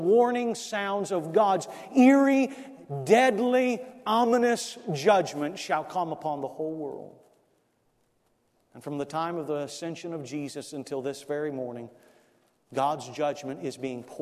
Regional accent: South Florida, United States; I grew up in South Florida, and I used to do pest control

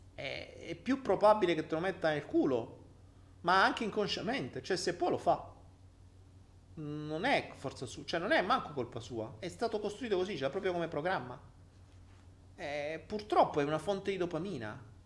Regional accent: Italy; moved away as an adult; Io me ne sono andato via dall'Italia

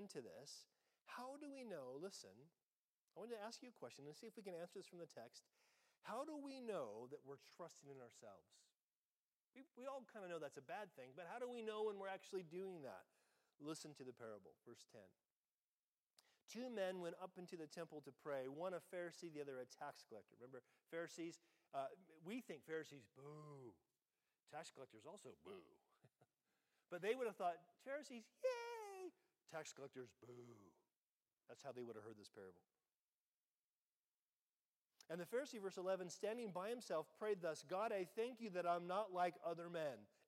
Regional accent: United States; I'm American

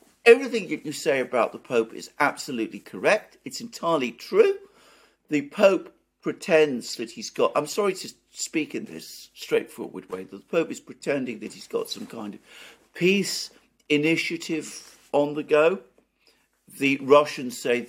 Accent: United Kingdom; as a British person

